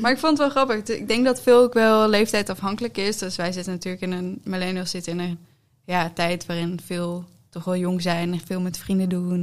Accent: Netherlands; wij als Nederlanders

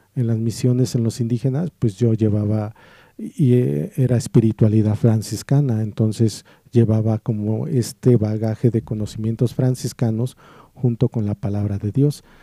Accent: Morelos, Mexico; moved away; yo entonces vivía en el estado de Morelos. Y ahí en mi pueblo

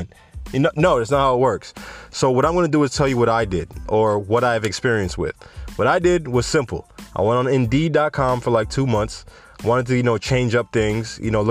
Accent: Jamaica; I'm Jamaican

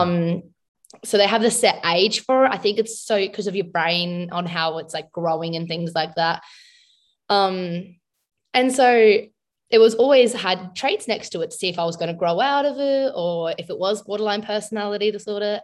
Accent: South Australia, Australia; I'm from South Australia, in Australia.

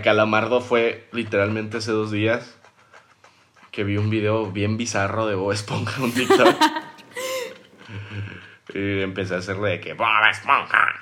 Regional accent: Durango, Mexico; now in Mérida, Mexico; Yo soy de Durango, pero mi, o sea, vivo en Mérida por mi familia

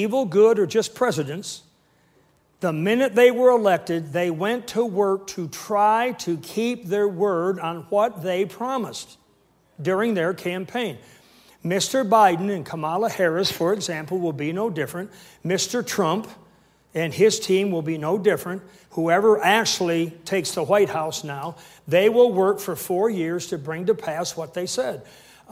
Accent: Canada; I'm a Canadian, full-blown Canadian minister

